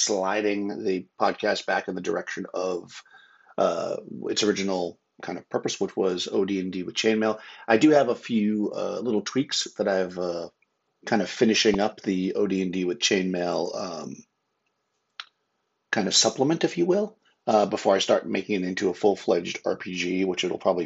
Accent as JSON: {"language": "English", "region": "Massachusetts", "country": "United States", "also_born_or_lived": "New York / Florida", "moved": "yes", "said": "I'm from Massachusetts originally."}